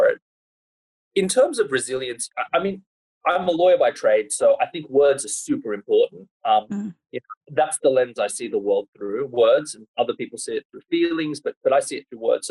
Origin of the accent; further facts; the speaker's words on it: Sydney, New South Wales, Australia; I grew up in Sydney, and Sydney is a pretty, it's a lot more cosmopolitan now than it was when I was growing up. But I grew up sort of on the North Shore